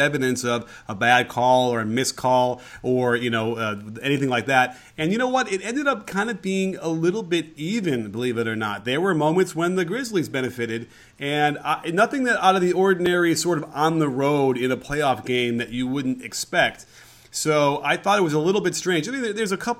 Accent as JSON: {"language": "English", "town": "Chicago", "region": "Illinois", "country": "United States", "moved": "yes", "lives_now": "Los Angeles, United States", "said": "I'm from Chicago"}